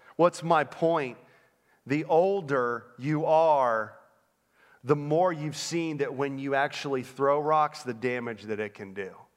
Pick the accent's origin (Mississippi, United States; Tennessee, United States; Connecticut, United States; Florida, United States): Florida, United States; Orlando; moved away as an adult; also born or lived in Northern Pennsylvania; I grew up in Orlando, Florida